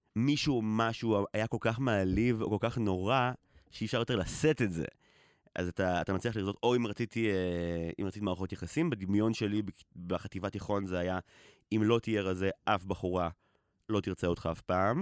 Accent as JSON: {"language": "Hebrew", "country": "Israel", "tie": "born or raised there", "said": "גדלתי בקיבוץ"}